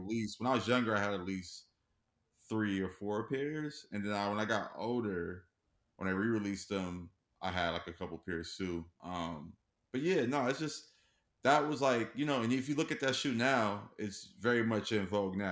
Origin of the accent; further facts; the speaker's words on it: Los Angeles, California, United States; born and raised in Los Angeles.